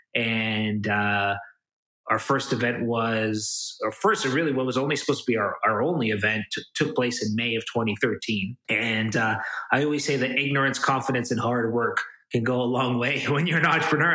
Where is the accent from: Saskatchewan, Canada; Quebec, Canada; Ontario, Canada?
Ontario, Canada; Toronto; I'm kind of born and raised in Toronto, Canada.